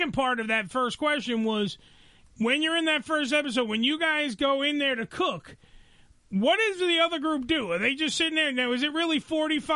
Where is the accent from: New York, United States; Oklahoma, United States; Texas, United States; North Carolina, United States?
New York, United States; New York City; I'm more Staten Island born and raised.